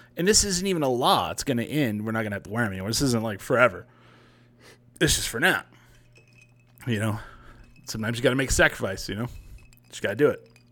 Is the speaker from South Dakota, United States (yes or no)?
no; New Mexico, United States; when I was growing up, we didn't call it the land of enchantment. We called it the land of entrapment